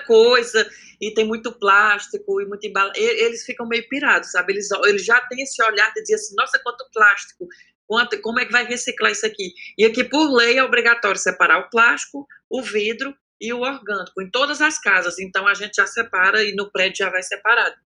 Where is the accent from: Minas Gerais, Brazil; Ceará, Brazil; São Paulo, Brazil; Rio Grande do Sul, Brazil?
Ceará, Brazil; Cariri; moved away as an adult; also born or lived in Crato; now in Paris, France; eu cresci no Cariri, então eu cresci nessa realidade